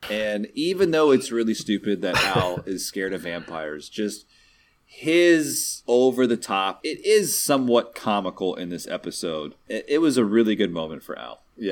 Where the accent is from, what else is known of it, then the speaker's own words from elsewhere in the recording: Texas, United States; I can't even pull off a convincing Southern accent, and I'm from Texas